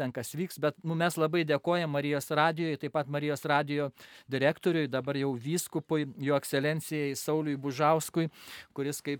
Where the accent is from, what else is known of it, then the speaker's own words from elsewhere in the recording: Lithuania; aš esu lietuvis, bet esu basasis karmelitas ir mano motina yra ispanė.